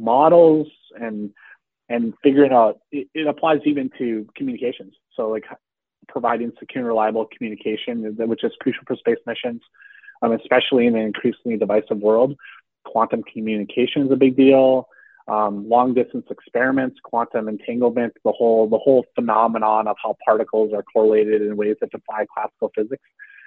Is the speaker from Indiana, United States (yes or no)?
no; Texas, United States; I felt that growing up outside of Houston, especially if you aren't connected to the space industry in an obvious way